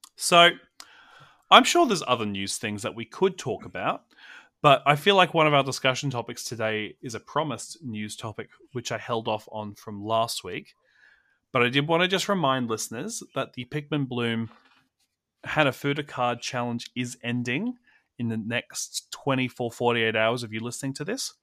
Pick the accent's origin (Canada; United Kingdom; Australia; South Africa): Australia; as an Australian